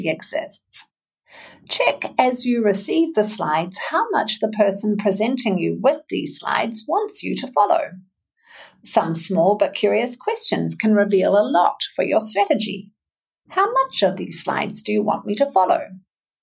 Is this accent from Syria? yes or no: no; New Zealand; now in Wisconsin, United States; I'm a narrative coach, a communications coach, and a mental fitness coach from New Zealand, based in the fine state of Wisconsin